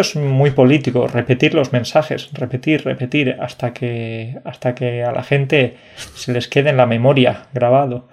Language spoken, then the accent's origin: Spanish; Jaén, Andalusia, Spain; yo soy de la provincia menos conocida de todas, que es Jaén